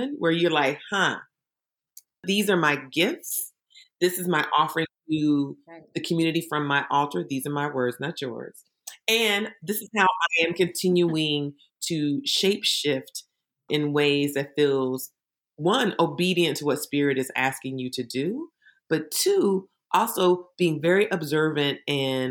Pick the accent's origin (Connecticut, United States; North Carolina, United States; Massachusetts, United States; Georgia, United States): North Carolina, United States; Eastern; as somebody who's grown up in Eastern North Carolina in an area that is primarily a really rural area